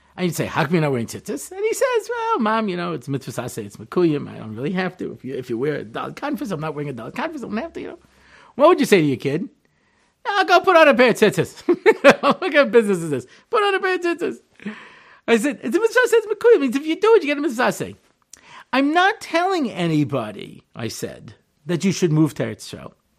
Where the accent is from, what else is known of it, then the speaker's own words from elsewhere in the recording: Long Island, New York, United States; moved away as an adult; now in Israel; I'm originally from Long Island, New York, and I moved to Hartzell in nineteen eighty-eight